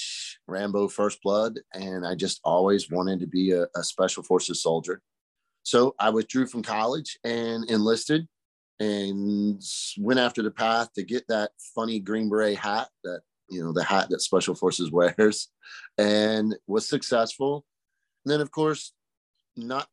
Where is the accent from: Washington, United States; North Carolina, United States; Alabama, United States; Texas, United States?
North Carolina, United States; Pamlico County, Eastern; I was born and raised over in Pamlico County, so Eastern North Carolina kid